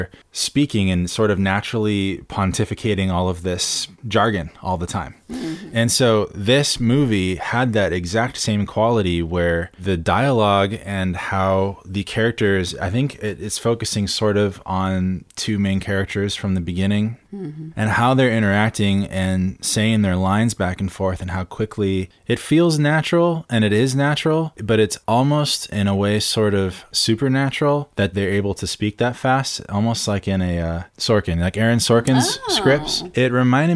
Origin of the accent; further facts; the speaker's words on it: San Clemente, California, United States; my hometown in San Clemente